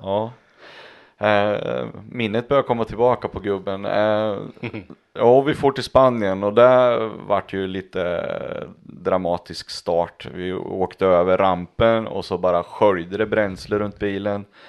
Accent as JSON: {"language": "Swedish", "region": "Östergötland", "country": "Sweden", "said": "för mig som östgöte"}